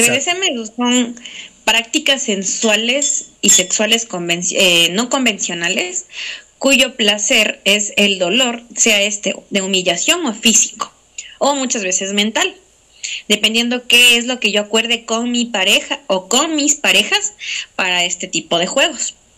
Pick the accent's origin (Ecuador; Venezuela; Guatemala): Ecuador; como ecuatorianos